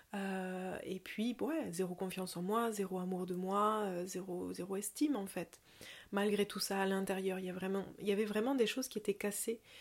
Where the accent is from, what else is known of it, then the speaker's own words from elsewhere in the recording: south of Toulouse, Occitania, France; accent: southern; Mais je viens d'en dessous de Toulouse, une petite heure de Toulouse dans les montagnes